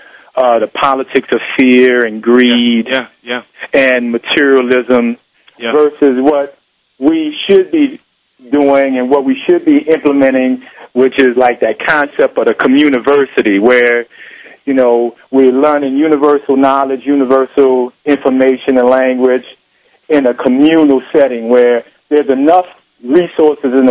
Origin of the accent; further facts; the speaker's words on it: New Orleans, Louisiana, United States; here in New Orleans